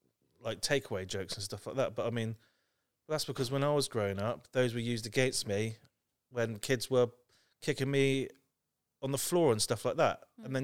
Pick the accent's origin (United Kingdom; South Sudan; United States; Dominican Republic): United Kingdom; South West England; I say Somerset, and they go, no, where are you really from? Like, from day one, I'm told I am not the same as everyone else.